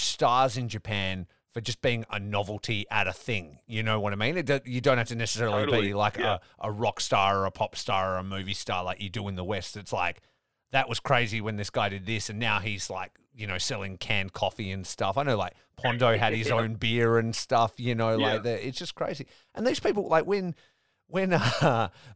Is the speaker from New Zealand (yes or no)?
no; Geraldton, Western Australia, Australia; I grew up in Geraldton, WA